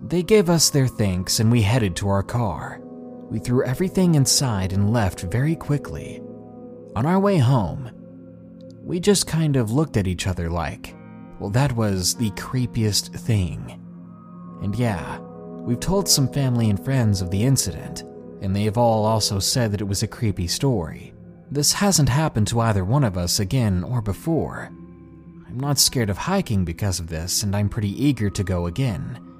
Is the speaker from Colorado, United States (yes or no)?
yes; Commerce City, Colorado, United States; So, I'm a 19 year old guy from Thornton, Colorado. I'm 6 foot 2 at a husky 240 pounds. I grew up in North Commerce City